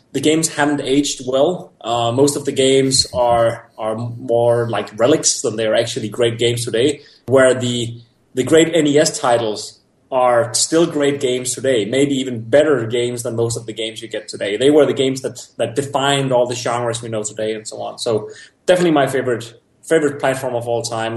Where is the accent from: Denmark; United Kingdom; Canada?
Denmark; I grew up in Denmark